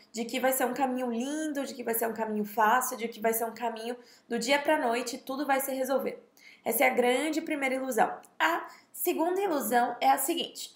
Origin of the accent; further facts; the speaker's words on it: Bahia, Brazil; moved away; eu sou nordestina, mas a minha família não é do Nordeste. Então, basicamente, eu vivi a minha vida, né, de, é, dezessete, dezessete anos eu fiquei lá na Bahia e eu fui educada lá